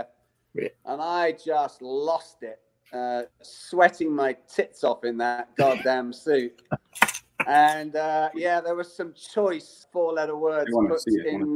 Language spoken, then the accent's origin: English; United Kingdom; I'm British